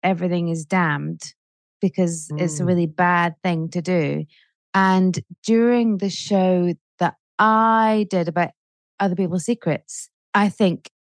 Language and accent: English; Edinburgh, Scotland, United Kingdom; I grew up in Edinburgh.